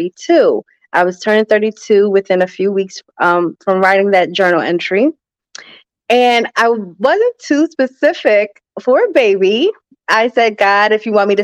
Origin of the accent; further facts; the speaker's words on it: New Jersey, United States; I am from New Jersey, South Jersey to be exact, right outside of Philadelphia, no more than 15 minutes